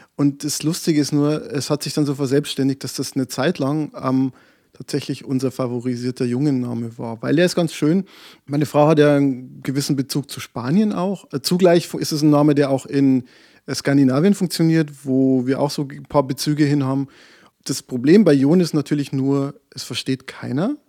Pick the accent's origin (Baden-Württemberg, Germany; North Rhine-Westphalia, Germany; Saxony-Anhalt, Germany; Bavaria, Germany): Bavaria, Germany; Ich komme aus Bayern